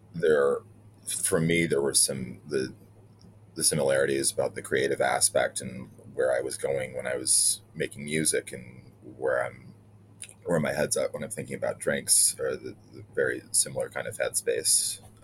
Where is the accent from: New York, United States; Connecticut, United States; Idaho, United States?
New York, United States; Elmira; now in New York City, United States; growing up in Elmira